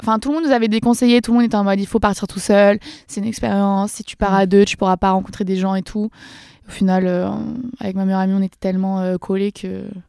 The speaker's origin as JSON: {"language": "French", "town": "Dreux", "region": "Centre-Val de Loire", "country": "France", "tie": "born or raised there", "also_born_or_lived": "Valence", "moved": "yes", "said": "j'ai grandi à Dreux, personne connaît, c'est dans l'Eure-et-Loire, 28."}